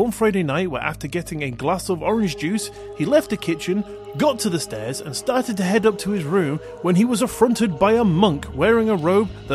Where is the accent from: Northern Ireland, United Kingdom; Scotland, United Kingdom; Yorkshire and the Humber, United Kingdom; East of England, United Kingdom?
Scotland, United Kingdom; now in England, United Kingdom; I'm from Scotland, and in Scotland they celebrate Hogmanay